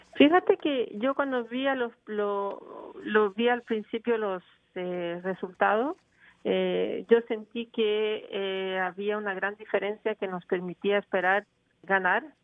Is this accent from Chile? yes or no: yes; Chile; now in Montreal, Canada; yo soy chilena